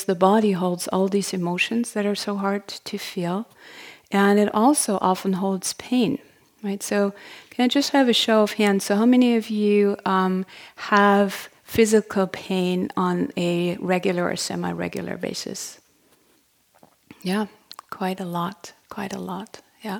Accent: Germany; accent: German; English is a second language; moved away as an adult; also born or lived in Berlin; now in United States; I'm from Germany originally. You probably figured that out by my accent.

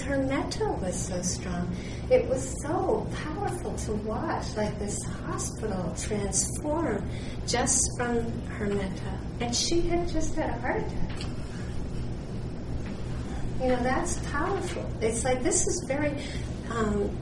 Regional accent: Worcester, Massachusetts, United States; where I grew up in Worcester, Massachusetts

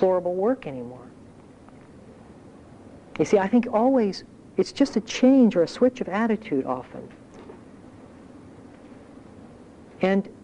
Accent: Ohio, United States; moved away; I grew up in Ohio

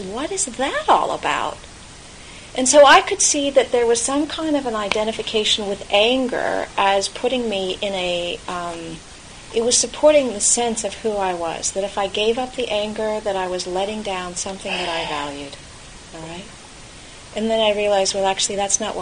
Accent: California, United States; moved away; I grew up in California

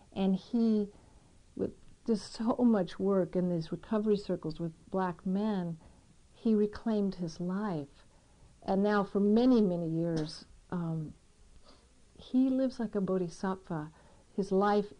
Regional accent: San Diego, California, United States; moved away; So I grew up in San Diego, which we know is right next to Tijuana.

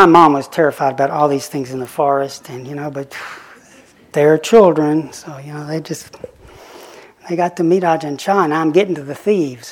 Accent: the Bible Belt, United States; moved away as an adult; also born or lived in Oxford; I grew up in the Bible Belt

